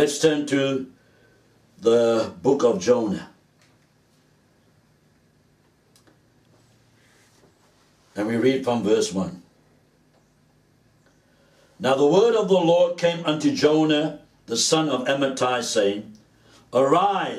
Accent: Cape Town, Western Cape, South Africa; As a young man, growing up in Cape Town

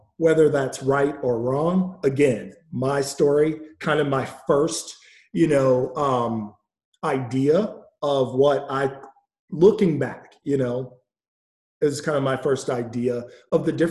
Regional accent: Milwaukee, Wisconsin, United States; I grew up in Milwaukee, Wisconsin

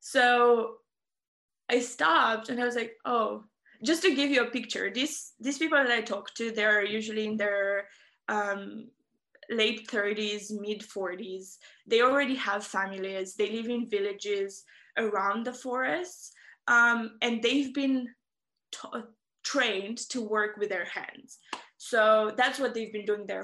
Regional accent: Romania; I am from Romania, and I was very fortunate to grow up in and around the forest

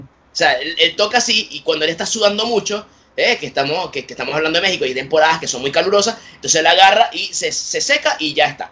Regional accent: Puerto Ordaz, Bolívar, Venezuela; yo soy de Puerto Ordaz, en Venezuela

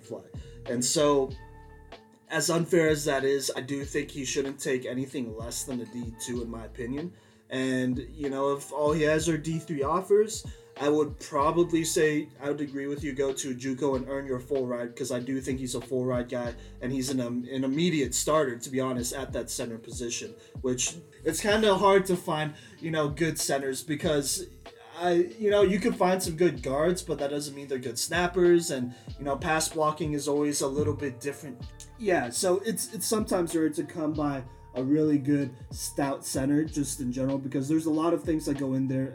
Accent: Texas, United States; I'm from Texas

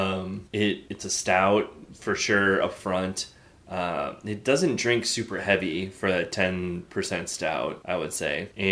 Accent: Chicago, Illinois, United States; I'm from Chicago, the Chicago area. Like, my parents were both grew up in the city. I grew up in the suburbs.

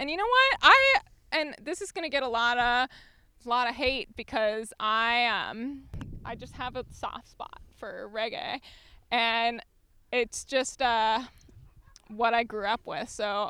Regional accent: Hawaii, United States; One of my best friends lives in Colorado, and I've lost my pidgin English, which is like how people communicate in public schools in Hawaii.

